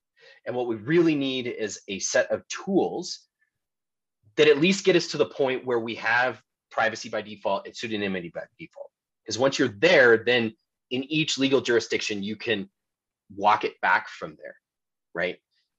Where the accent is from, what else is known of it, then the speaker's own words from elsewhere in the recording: United States; I'm an American